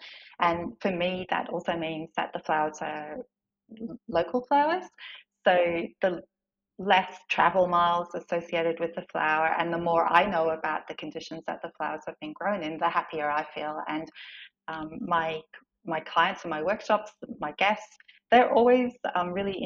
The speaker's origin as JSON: {"language": "English", "town": "Melbourne", "region": "Victoria", "country": "Australia", "moved": "as an adult", "lives_now": "Maldon, Australia", "said": "I was originally from Melbourne"}